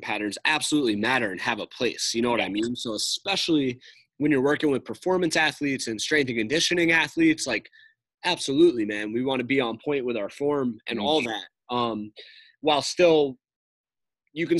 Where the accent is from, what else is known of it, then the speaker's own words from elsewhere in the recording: New York, United States; now in Boston, United States; I'm from New York